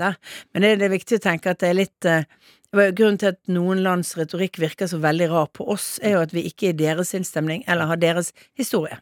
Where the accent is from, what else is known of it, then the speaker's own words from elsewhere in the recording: Bergen, Vestland, Norway; som bergenser så er du jo litt direkte